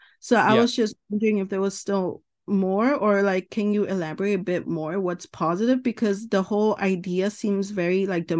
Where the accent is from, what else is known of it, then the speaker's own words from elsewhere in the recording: California, United States; I'm from California, a little nervous.